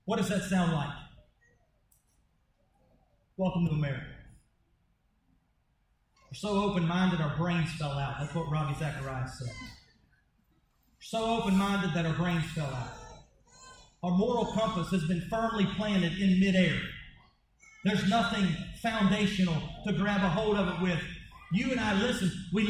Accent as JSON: {"language": "English", "country": "United States", "said": "As an American"}